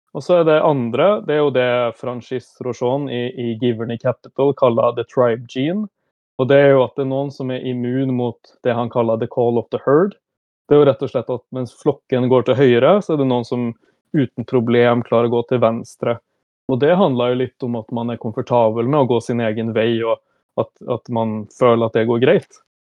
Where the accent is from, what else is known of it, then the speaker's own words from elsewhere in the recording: Brønnøysund, Nordland, Norway; moved away as an adult; also born or lived in Stockholm, Sweden; now in Oslo, Norway; jeg kommer fra Brønnøysund, selv om jeg hadde mine første åtte år i Stockholm